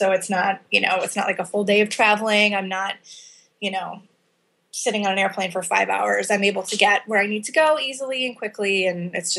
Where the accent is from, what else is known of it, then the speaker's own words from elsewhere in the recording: Chicago, Illinois, United States; In the Chicago area. So my parents are both from Chicago, moved to the suburbs when I was a kid.